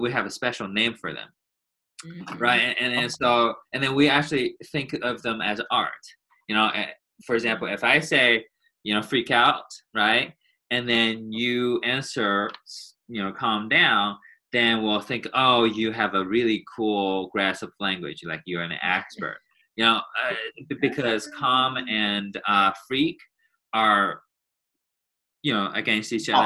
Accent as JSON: {"language": "English", "country": "China", "first_language": "Chinese", "second_language": "English", "moved": "yes"}